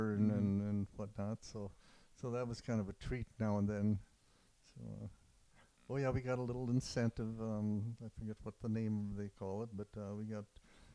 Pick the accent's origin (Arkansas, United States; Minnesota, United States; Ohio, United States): Minnesota, United States; Warroad; in Warroad, Minnesota, about 6 miles from the Canadian border